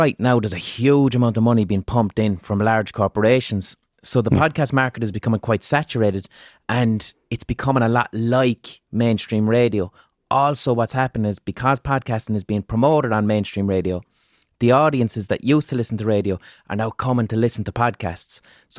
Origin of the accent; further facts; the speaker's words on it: Limerick, Munster, Ireland; accent: Limerick city; And my accent is that's probably people's first real hearing of what a Limerick. My Limerick City accent isn't even strong. It's neutral.